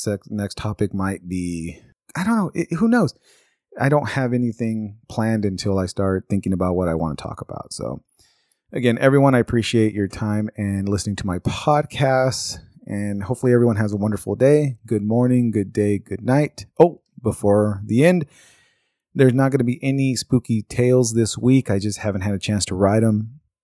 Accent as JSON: {"language": "English", "town": "Bakersfield", "region": "California", "country": "United States", "tie": "born or raised there", "said": "my home state, or my home city in California, Bakersfield"}